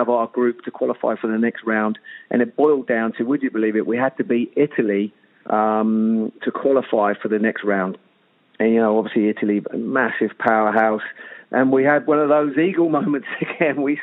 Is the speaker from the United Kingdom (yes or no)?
yes; England, United Kingdom; I'm English